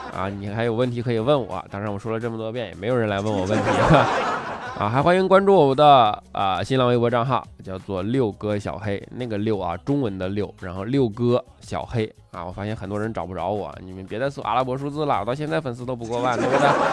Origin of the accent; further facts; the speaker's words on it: China; 我们中国人